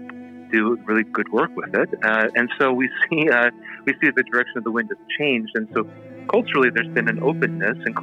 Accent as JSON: {"language": "English", "town": "Seattle", "region": "Washington", "country": "United States", "tie": "born or raised there", "said": "my hometown here in Seattle"}